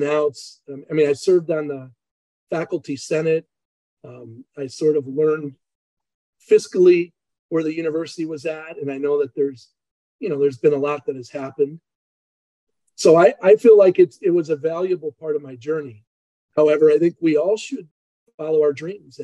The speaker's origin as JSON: {"language": "English", "town": "Chicago", "region": "Illinois", "country": "United States", "tie": "born or raised there", "also_born_or_lived": "Emporia, Kansas", "moved": "yes", "said": "I grew up in Chicago"}